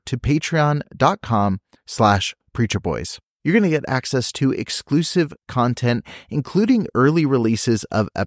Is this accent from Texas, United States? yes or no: no; Banning, California, United States; I grew up in Southern California, and my parents were staff at a Christian school. So I spent literally 7 days a week on a church property, just an L-shaped building in the middle of Banning, California